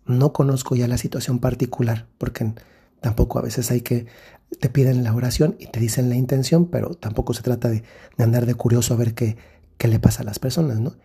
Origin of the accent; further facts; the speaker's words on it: Mexico; moved away; En el país de donde yo soy originario, que es México